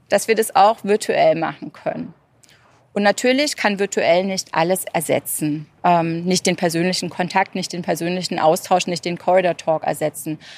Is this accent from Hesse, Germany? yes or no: no; Berlin, Germany; moved away; also born or lived in England / Italy; ich komme ursprünglich aus Berlin und ich hatte den äh, Luxus sozusagen mir selber genommen, weil ich aus Ostberlin komme